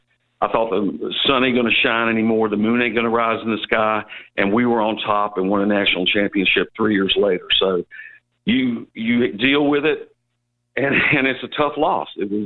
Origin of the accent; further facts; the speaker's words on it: Clearwater, Florida, United States; now in Memphis, United States; I'm new to Memphis, and it was a tough loss, but I'm from Clearwater. I moved up from Clearwater, Florida, Pinellas County.